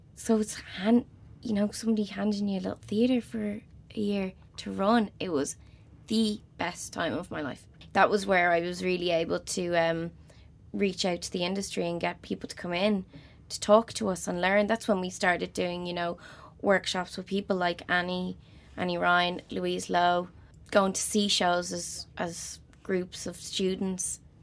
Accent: Dublin, Leinster, Ireland; I'm from Crumlin, t-, tiny little house in Crumlin.

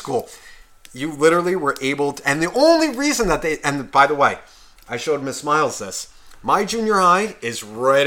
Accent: Nutley, New Jersey, United States; we're from Nutley

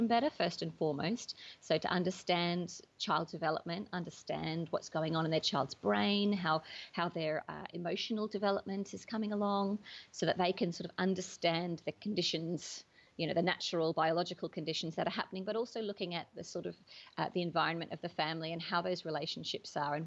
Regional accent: Australia; moved away as an adult; now in United Kingdom; I grew up in Australia mostly. But after I moved to the UK about 10 years ago

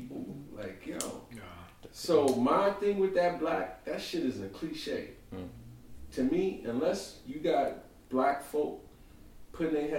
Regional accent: New York City, New York, United States; I grew up in Brownsville, Crown Heights

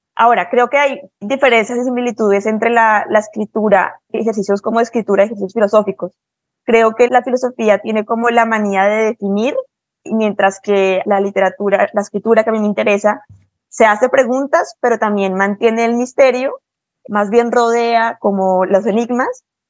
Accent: Bogotá, Colombia; yo soy de Bogotá y crecí rodeada de los Andes

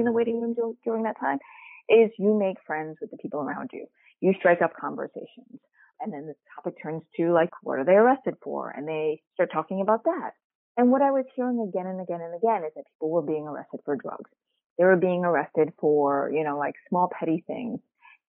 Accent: New York City, New York, United States; I grew up in Queens, New York

